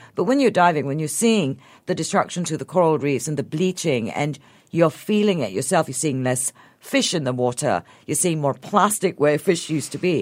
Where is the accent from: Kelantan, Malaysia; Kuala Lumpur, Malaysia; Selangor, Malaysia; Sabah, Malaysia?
Sabah, Malaysia; moved away; I grew up in Sabah